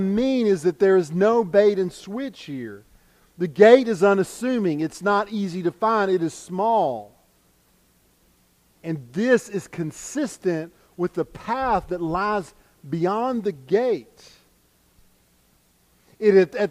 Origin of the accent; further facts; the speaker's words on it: United States; us as American